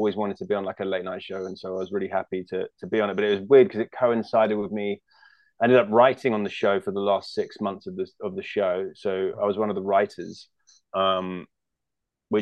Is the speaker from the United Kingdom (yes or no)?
yes; United Kingdom; moved away as an adult; now in California, United States; we're both British